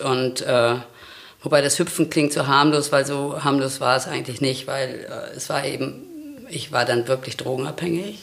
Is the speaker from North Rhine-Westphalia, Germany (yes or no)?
yes; Sauerland, near Olpe, North Rhine-Westphalia, Germany; moved away; also born or lived in West Berlin; Also, ähm, ich bin im Sauerland groß geworden